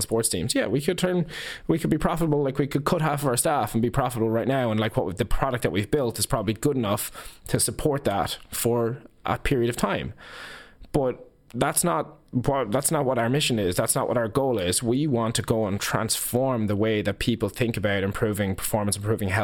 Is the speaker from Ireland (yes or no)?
yes; Ireland; as Irish business people